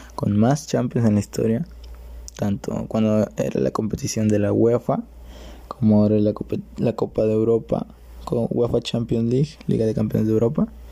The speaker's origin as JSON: {"language": "Spanish", "country": "Mexico", "said": "donde soy yo, eh, de México"}